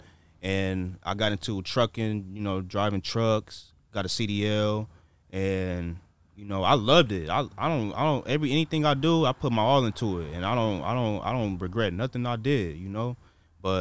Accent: Inglewood, California, United States; I should have stayed at Morningside in Inglewood

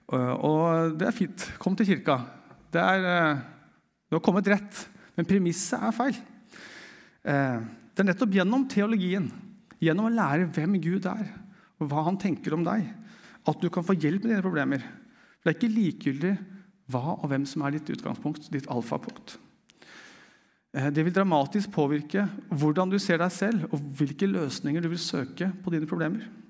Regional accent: Eastern Norway, Norway; meg som østlending, det er først når jeg kommer til Sørlandet, at jeg skjønner hva det vil si å være østlending

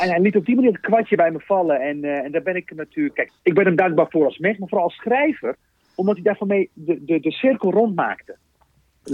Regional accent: Rotterdam, South Holland, Netherlands; toen ik begon te schrijven als, als kind op de Klavertje drie in Rotterdam

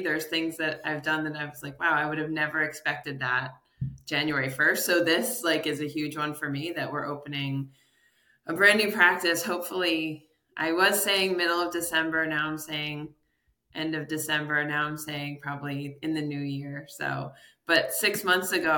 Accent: New York, United States; moved away as an adult; now in Connecticut, United States; I'm from New York State

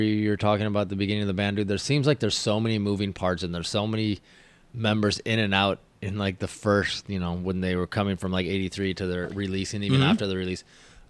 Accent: Olympia, Washington, United States; moved away; So I'm from Olympia, Washington.

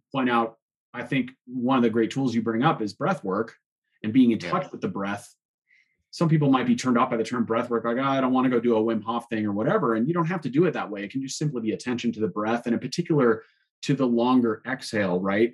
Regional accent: Boulder, Colorado, United States; growing up here in Boulder and riding here for 35 years

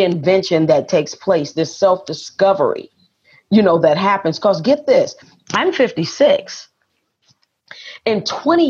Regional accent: Detroit, Michigan, United States; moved away as an adult; also born or lived in Las Vegas, Nevada / Atlanta, Georgia / Jonesboro, Georgia; now in Lake Chapala, Mexico; I was born and raised in Detroit, lived in Las Vegas, then moved to Atlanta

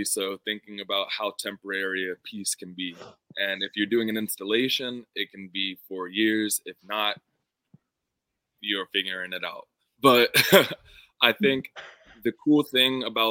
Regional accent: Pittsburgh, Pennsylvania, United States; my hometown of Pittsburgh

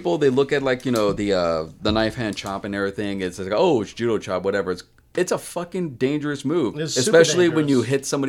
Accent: California, United States; I grew up in like California

